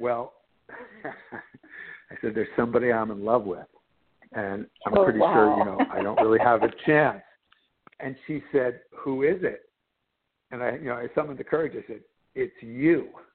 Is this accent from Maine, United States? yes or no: no; New Jersey, United States; I was growing up in New Jersey